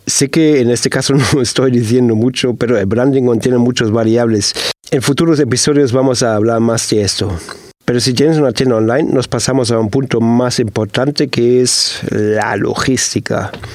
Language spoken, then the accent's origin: Spanish; Germany; Y te lo digo como alemán